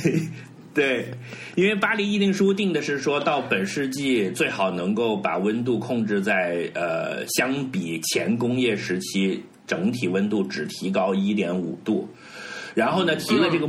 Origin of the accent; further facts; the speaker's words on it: China; 我们自己作为一个中国人